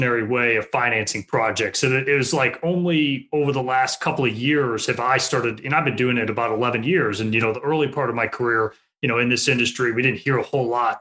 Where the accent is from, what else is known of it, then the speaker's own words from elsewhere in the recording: Chicago, Illinois, United States; now in Florida, United States; I grew up in Chicago and I live in Florida today